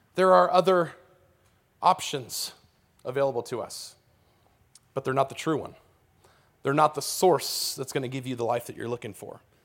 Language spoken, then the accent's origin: English; California, United States; I grew up in California